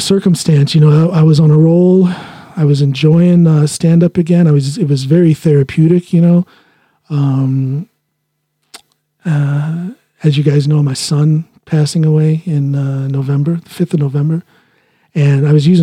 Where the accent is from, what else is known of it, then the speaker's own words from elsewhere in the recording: United States; first language English; moved away as an adult; now in Norway; English is my first language, being a American, born and raised. But I've been in Norway now for 18 years